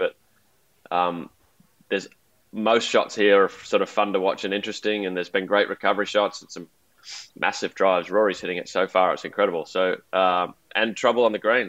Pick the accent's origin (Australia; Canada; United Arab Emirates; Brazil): Australia; Melbourne, Victoria; I grew up in Melbourne